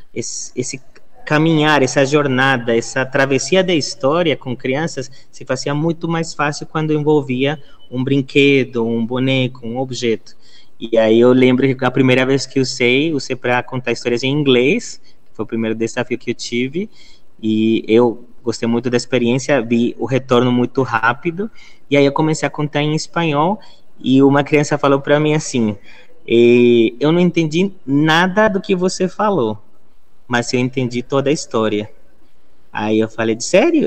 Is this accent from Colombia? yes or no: yes; Bogotá, Colombia; first language Spanish; Portuguese is a second language; moved away as an adult; now in Brazil; Eu sou colombiano. Eu nasci na cidade de Bogotá. E eu moro já há 13 anos aqui no Brasil